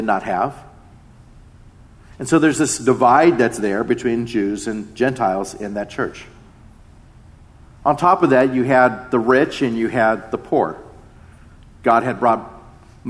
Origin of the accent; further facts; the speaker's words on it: Mission Viejo, California, United States; Being half Japanese growing up in Mission Viejo